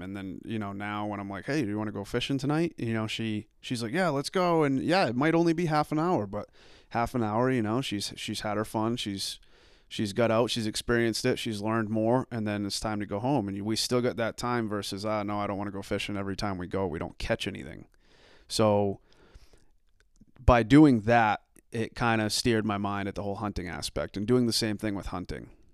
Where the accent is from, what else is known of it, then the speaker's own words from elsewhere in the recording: Arundel, Maine, United States; also born or lived in Dayton, Maine; I grew up in Arundel, um, lived there